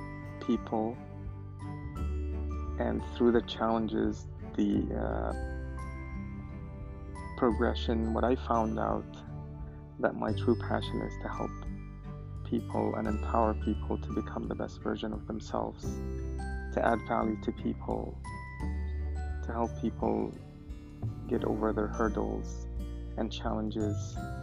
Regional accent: Syria; now in United States; I am originally from Syria. I moved to the United States in 1996.

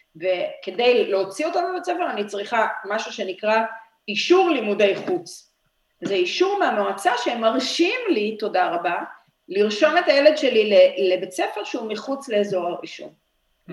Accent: Petah Tikva, Central District, Israel; אני נולדתי בפתח תקווה

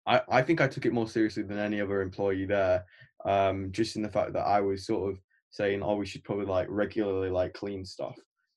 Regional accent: Leeds, Yorkshire and the Humber, United Kingdom; I'm from Leeds

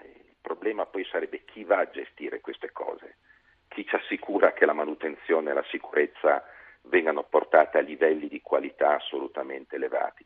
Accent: Liguria, Italy; sono ligure di origine

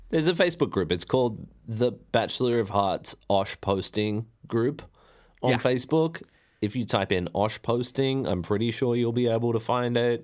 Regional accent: Ballina, New South Wales, Australia; I come from Ballina in northern New South Wales

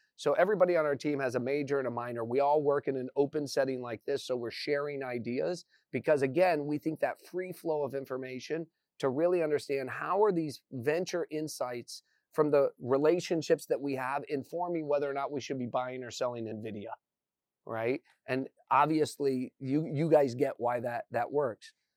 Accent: Indiana, United States; moved away as an adult; I grew up in Indiana.

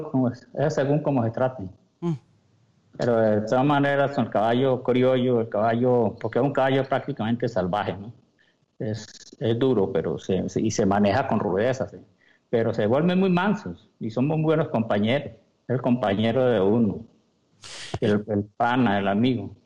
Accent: Hato Camarita, Llanos Orientales, Colombia; tenía el ato camarita donde me crié de llanero

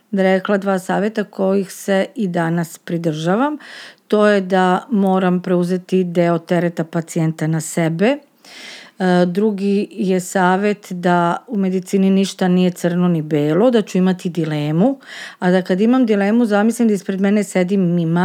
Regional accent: Serbia; kod nas u Srbiji ne postoje protokoli

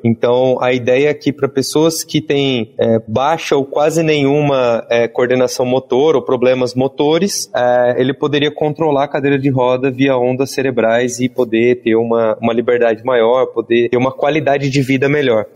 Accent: interior of São Paulo, Brazil; Eu sou do interior de São Paulo

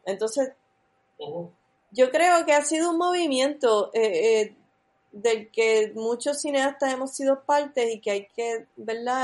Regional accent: Puerto Rico; yo soy de, Riondo, yo soy casi de Levitown.

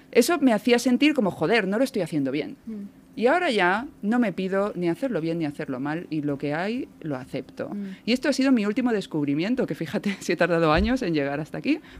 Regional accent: Córdoba, Andalusia, Spain; born there; Nacida en Córdoba

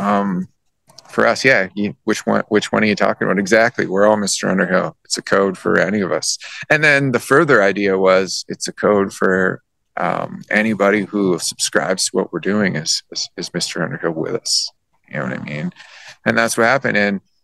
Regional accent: Canada; my surroundings growing up in Canada

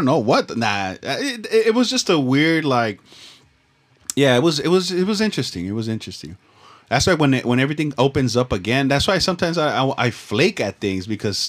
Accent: Los Angeles, California, United States; Dude, growing up in Echo Park, you know how many fucking old men try to fucking hit me up?

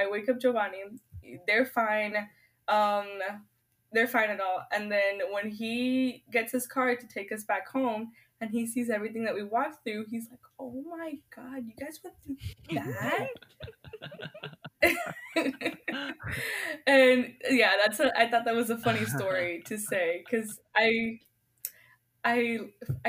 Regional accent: Florida, United States; moved away; also born or lived in Puerto Rico; I'm from Florida. I wasn't born in Florida, but I was raised there

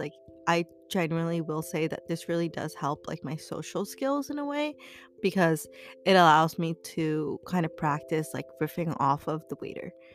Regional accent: United States

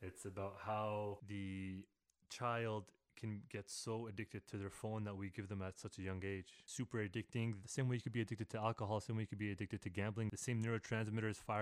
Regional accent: Canada; I'm from Canada

